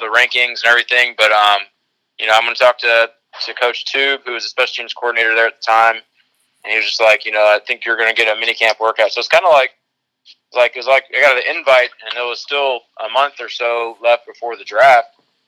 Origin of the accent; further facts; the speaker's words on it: Alabama, United States; moved away as an adult; also born or lived in Indiana; I was raised in Alabama, but my only scholarship offer coming out was Ball State. So I was in Indiana for 4 years